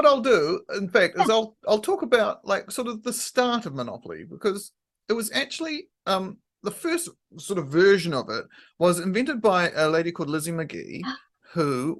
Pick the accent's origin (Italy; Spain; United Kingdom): United Kingdom; England; I grew up in England